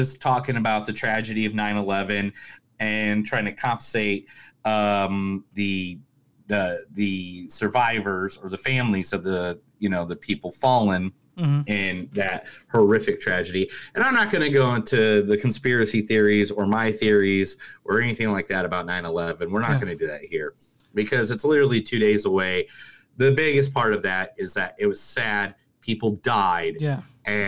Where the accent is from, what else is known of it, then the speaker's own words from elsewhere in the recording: Indiana, United States; I'm from Indiana